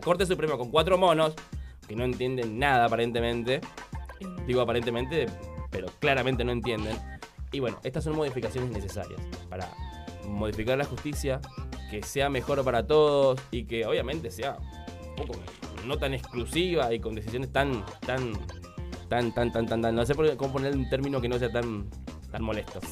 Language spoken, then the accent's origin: Spanish; Argentina; así somos fanáticos los argentinos